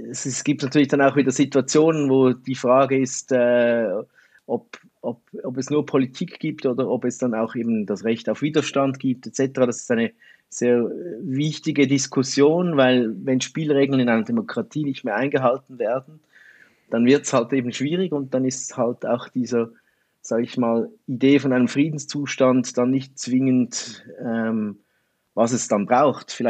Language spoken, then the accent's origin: German; Switzerland; Also man hört es vielleicht auch, ich bin Schweizer.